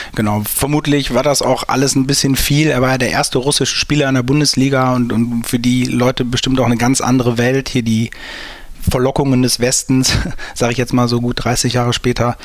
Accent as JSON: {"language": "German", "town": "St. Tönis", "region": "North Rhine-Westphalia", "country": "Germany", "said": "ich komme aus St. Tönis und wir hatten früher ein Sportgeschäft in der Stadt"}